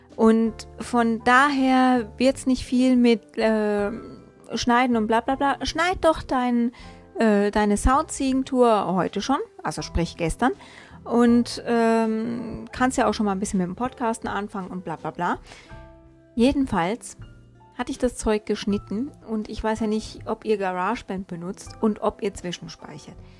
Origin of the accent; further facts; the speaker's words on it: Hesse, Germany; also born or lived in northern German coast (born, 'Muschelschubser'); gebürtiger Muschelschubser, aufgewachsen in Hessen